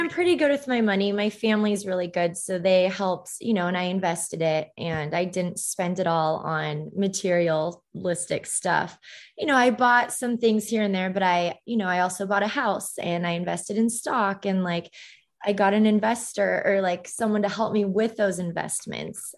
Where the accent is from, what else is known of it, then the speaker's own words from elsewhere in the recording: Orange County, California, United States; also born or lived in Los Angeles; I was born in L A, I grew up in Orange County